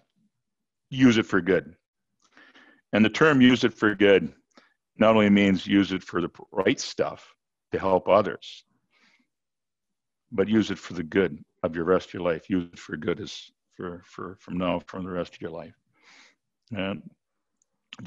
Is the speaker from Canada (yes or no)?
yes; Canada; I'm the Canadian